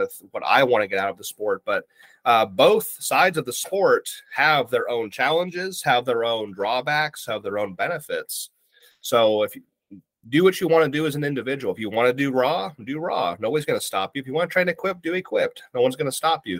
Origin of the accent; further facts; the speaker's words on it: Ohio, United States; now in Virginia, United States; I currently reside in Virginia, here in the states on the East Coast. Um, I'm originally from Ohio